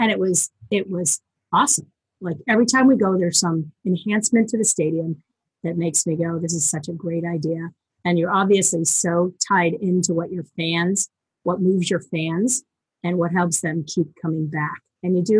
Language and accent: English; just outside of Boston, Massachusetts, United States; I grew up just outside of Boston